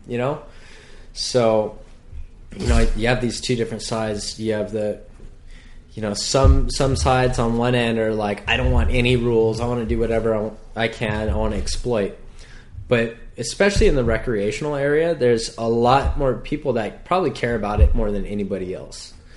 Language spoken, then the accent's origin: English; North Shore, Hawaii, United States; born and raised on the North Shore